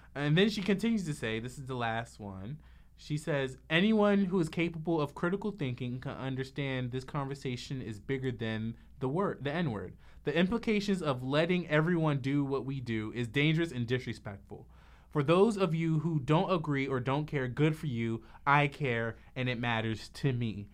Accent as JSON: {"language": "English", "country": "Trinidad & Tobago", "said": "me being from Trinidad, I have cousins that are Indian"}